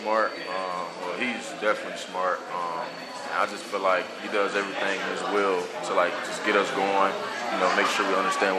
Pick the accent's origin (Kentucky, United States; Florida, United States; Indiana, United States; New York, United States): Florida, United States; Belle Glade; I'm from Bogey, Florida. People don't know where that's at. It's west of West Palm, close to Lake Okeechobee. It's like... 2 hours and 30 minutes from Orlando, like 3 hours from Miami.